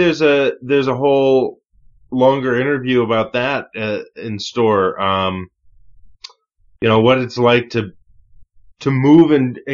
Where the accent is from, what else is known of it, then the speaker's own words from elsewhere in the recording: United States; as an American in America